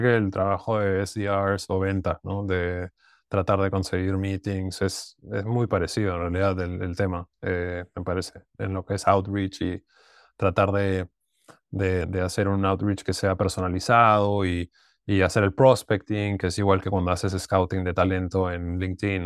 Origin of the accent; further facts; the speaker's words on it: Lima, Peru; moved away; also born or lived in United States; Yo, soy de Lima